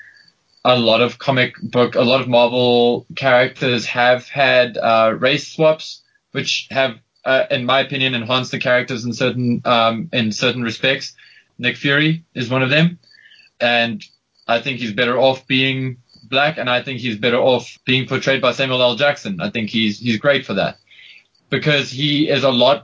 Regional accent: South Africa; I'm South African.

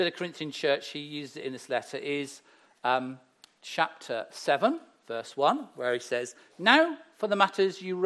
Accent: Herefordshire, West Midlands, United Kingdom; moved away; I grew up in Herefordshire, the beautiful rolling countries

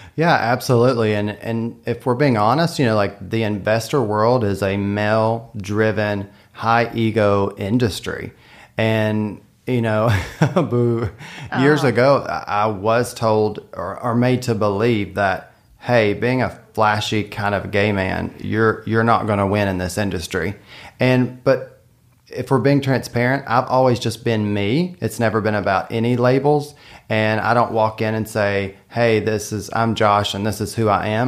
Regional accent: Western Kentucky, United States; now in Lexington, United States; I'm from Western Kentucky

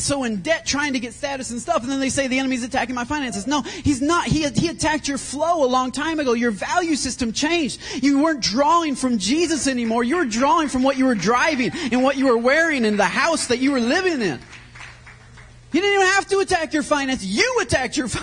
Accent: Michigan, United States; now in Texas, United States; I'm from Michigan

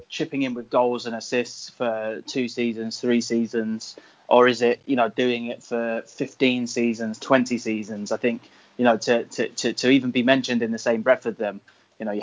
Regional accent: England, United Kingdom; as an Englishman

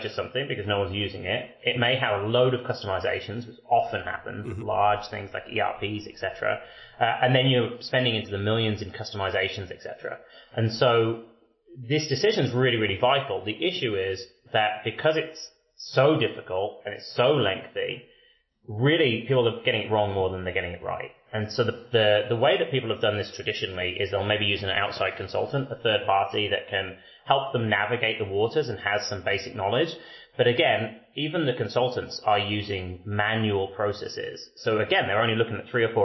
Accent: United Kingdom; accent: British; moved away as an adult; now in Vancouver, Canada; As a Brit

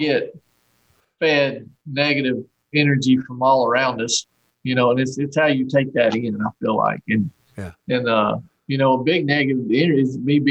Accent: Archdale, North Carolina, United States; there's more rednecks living in this town where I grew up here in Archdale

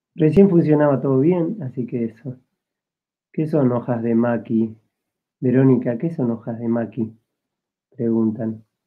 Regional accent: Argentina; moved away as an adult; now in Spain; yo soy argentino

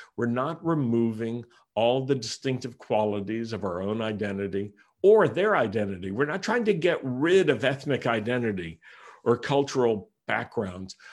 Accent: United States; I am an American Messianic Jew

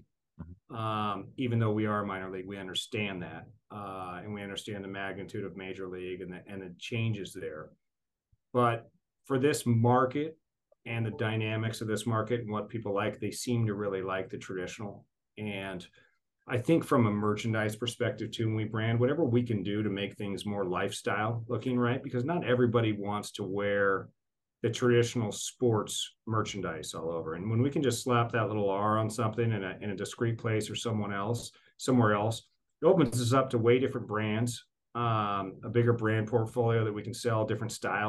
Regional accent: Portland, Oregon, United States; now in Tacoma, United States; I grew up in the Portland area, so Mount Hood was my mountain

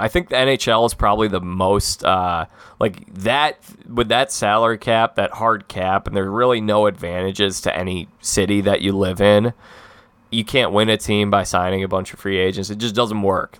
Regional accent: Midwest, United States; I'm a Midwesterner through and through

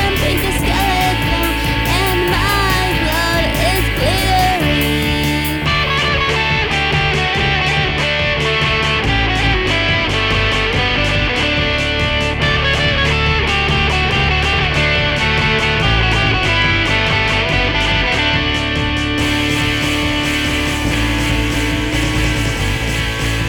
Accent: Canada; I'm from Canada

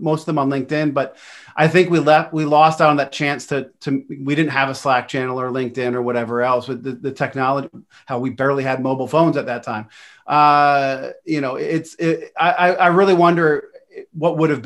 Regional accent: Pennsylvania, United States; I'm really from Pennsylvania

